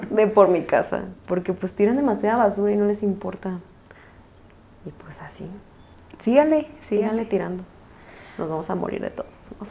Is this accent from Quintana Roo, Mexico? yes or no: no; Jalisco, Mexico; nosotros que somos de Jalisco